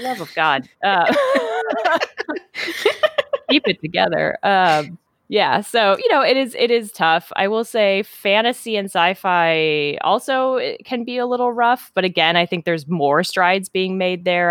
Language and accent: English; Minnesota, United States; moved away as an adult; also born or lived in Wisconsin; now in Seattle, United States; I was born in Minnesota and I lived there, you know, all through childhood and, and teen years